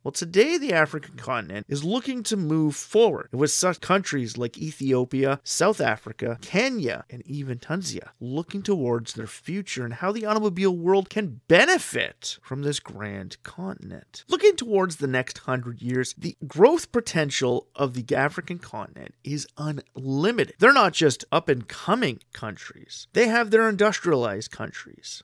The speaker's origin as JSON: {"language": "English", "country": "Canada", "tie": "born or raised there", "said": "My home country of Canada"}